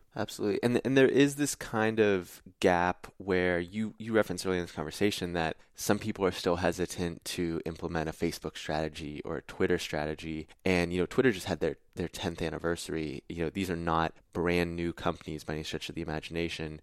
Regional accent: Pittsburgh, Pennsylvania, United States; I'm from Pittsburgh

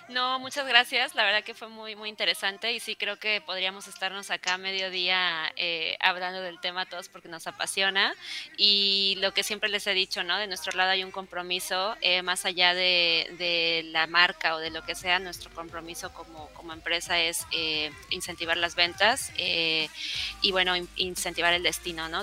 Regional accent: Mexico; somos latinos, somos mexicanos

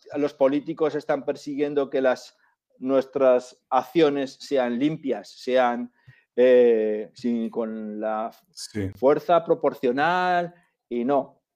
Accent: Zaragoza, Aragon, Spain; la gente que somos de Zaragoza

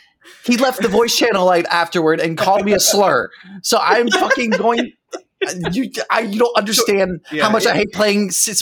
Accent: Quebec, Canada; now in Lexington, United States; I'm half American, and I moved here with my mother. Yeah, I know it sucks. I do not claim my American heritage. originally I'm from Quebec, but still

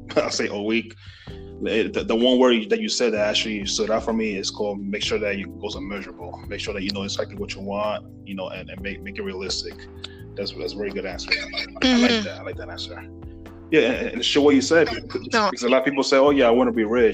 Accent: New York, United States; I'm from New York

